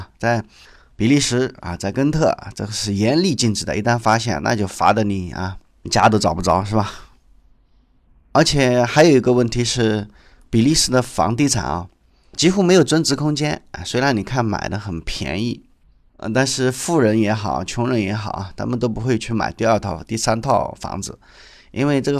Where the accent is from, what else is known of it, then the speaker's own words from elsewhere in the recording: China; 我们中国人从小啊，在声音、气味的污染哈，我们其实都不太注意。